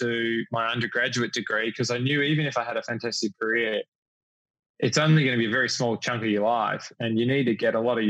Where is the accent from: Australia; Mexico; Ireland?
Australia; Melbourne, Victoria; moved away as an adult; now in New York City, United States; I grew up in Melbourne